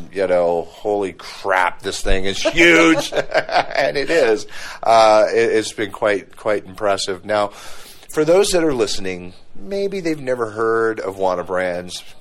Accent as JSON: {"language": "English", "region": "Arizona", "country": "United States", "said": "We're from Arizona"}